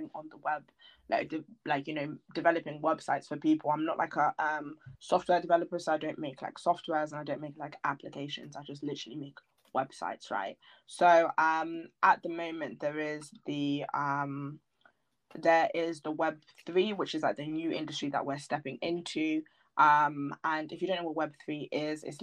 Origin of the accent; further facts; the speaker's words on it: Milton Keynes, South East England, United Kingdom; just sitting around in my hometown, Milton Keynes